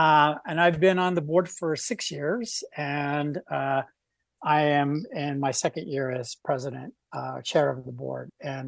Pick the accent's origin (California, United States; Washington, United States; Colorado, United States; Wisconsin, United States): Colorado, United States; also born or lived in Wyoming; now in Whatcom County, United States; I've been in Whatcom County now for 12 years. Mostly, I'm from the Mountain States, Colorado and Wyoming, most recently.